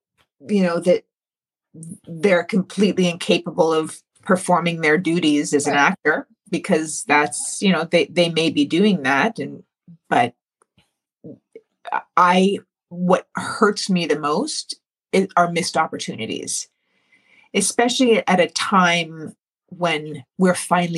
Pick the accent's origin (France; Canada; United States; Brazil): Canada; Like, the fact is we are still Canadian, you know, going down to Tulsa.